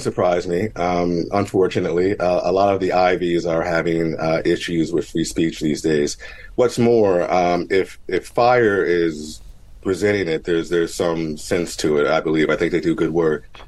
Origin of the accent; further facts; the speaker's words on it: Mount Holly, New Jersey, United States; I grew up in Mount Holly, New Jersey.